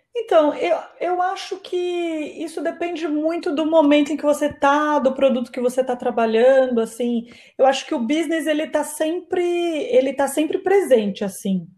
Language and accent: Portuguese; Campinas, São Paulo, Brazil; moved away as an adult; now in São Paulo, Brazil; eu sou natural de Campinas, Campinas é uma cidade do interior do estado de São Paulo, mas atualmente eu moro em São Paulo